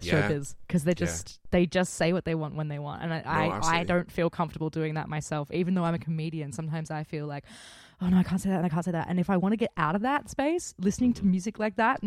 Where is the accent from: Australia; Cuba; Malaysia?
Australia; as an Australian